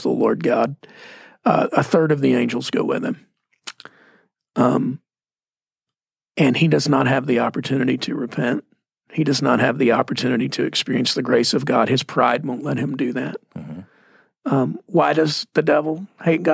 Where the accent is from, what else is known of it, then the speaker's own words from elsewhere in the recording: Mesquite, Texas, United States; I'm from Mesquite, Texas